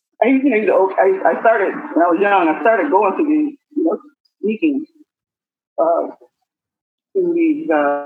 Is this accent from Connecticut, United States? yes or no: no; Detroit, Michigan, United States; Born and raised in Detroit, Michigan